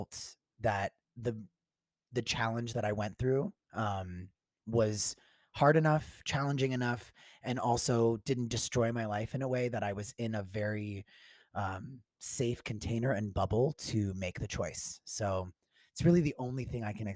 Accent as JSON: {"language": "English", "town": "Tampa", "region": "Florida", "country": "United States", "tie": "born or raised there", "said": "I grew up in Florida."}